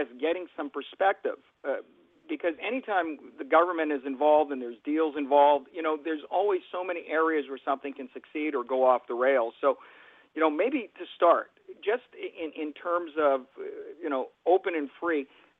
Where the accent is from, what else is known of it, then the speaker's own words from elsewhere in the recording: Winnipeg, Manitoba, Canada; moved away; I'm originally from Winnipeg, in Manitoba.